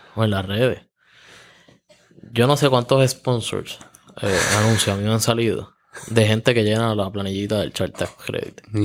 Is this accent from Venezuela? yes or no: no; Juncos, Puerto Rico; Yo soy natural de Junco